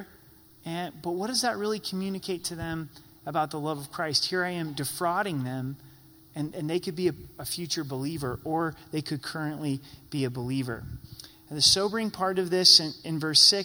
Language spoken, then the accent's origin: English; Oregon, United States; I grew up in Oregon